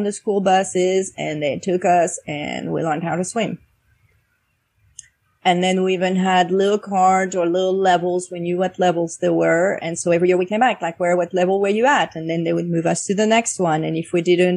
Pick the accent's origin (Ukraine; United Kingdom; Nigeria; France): France; now in United States